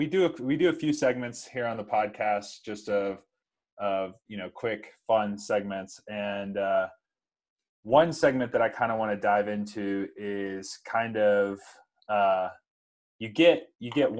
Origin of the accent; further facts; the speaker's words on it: South Carolina, United States; I'm from South Carolina